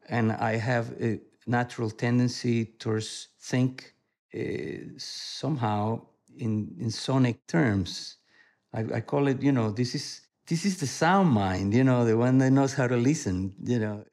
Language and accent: English; Venezuela; moved away; I was born in Venezuela